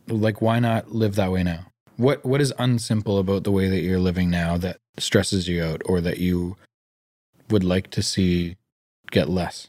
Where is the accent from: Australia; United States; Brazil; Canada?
Canada; Vancouver, British Columbia; growing up in Greater Vancouver, we're very, very privileged